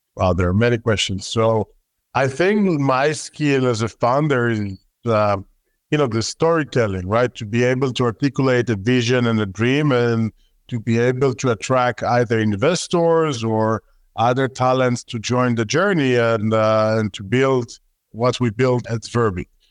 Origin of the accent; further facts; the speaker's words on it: Israel; accent: Israeli; my terrible Israeli accent